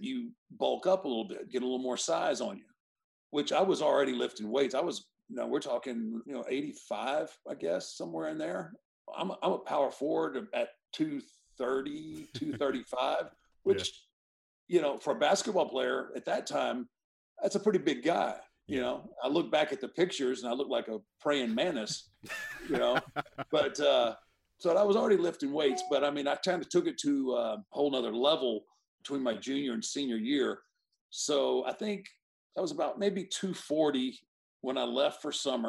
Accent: Houston, Texas, United States; I grew up in Houston with Paul Bosch's Houston Wrestling

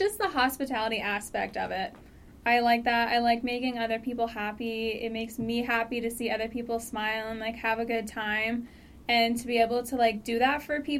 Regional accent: Phoenix, Arizona, United States; moved away as an adult; now in Flagstaff, United States; I'm from Ahwatukee

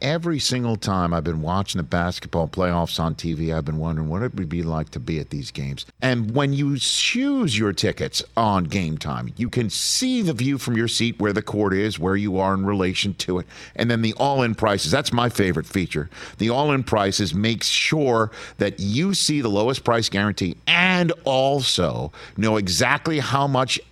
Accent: New York City, New York, United States; born or raised there

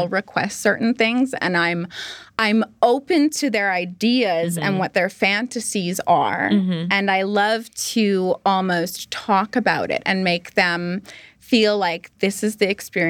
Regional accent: Barrie, Ontario, Canada; first language English; I grew up in Barrie, Ontario

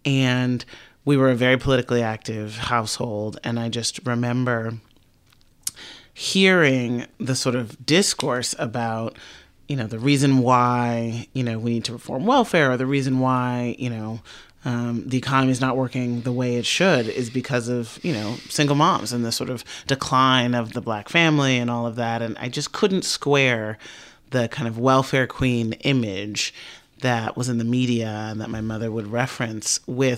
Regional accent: Chicago, Illinois, United States; I grew up in Southside in the 1980s, which was very, it was a very thick kind of black middle-class, working middle-class community

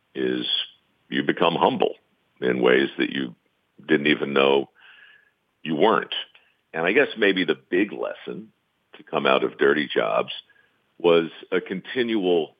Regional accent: Baltimore, Maryland, United States; I was born in Baltimore, surrounded by tradesmen growing up

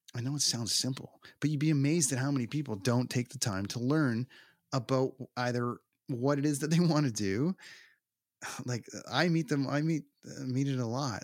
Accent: Toronto, Ontario, Canada; the arena in my hometown

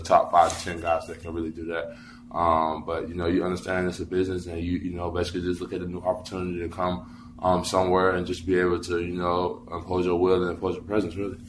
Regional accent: North Carolina, United States; I'm from North Carolina. I'm, I'm from around these areas

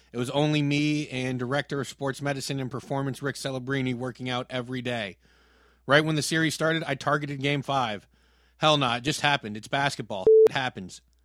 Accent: the Bay Area, California, United States; I'm from the Bay

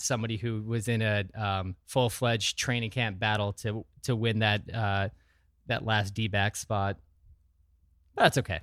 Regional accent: Sheboygan, Wisconsin, United States; also born or lived in Wausau, Wisconsin; from Wisconsin, born in Wausau, Wisconsin. Most of my formative years were in the Sheboygan area.

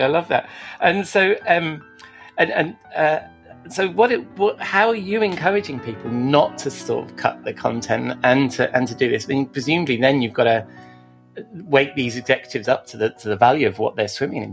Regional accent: United Kingdom; we're British

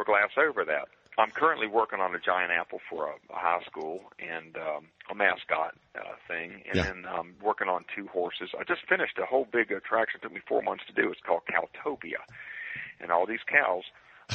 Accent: Waynesboro, Virginia, United States; a small Virginia town called Waynesboro, happens to be my hometown

